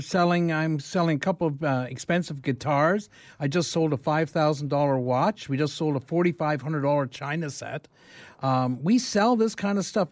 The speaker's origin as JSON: {"language": "English", "town": "London", "region": "Ontario", "country": "Canada", "tie": "born or raised there", "also_born_or_lived": "Lindsay, Ontario", "said": "I grew up in London"}